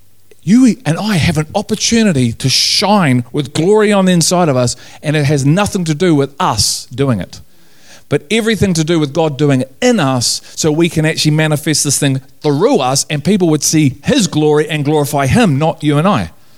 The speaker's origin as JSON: {"language": "English", "town": "Liverpool", "region": "North West England", "country": "United Kingdom", "said": "I'm from Liverpool, we talk like that."}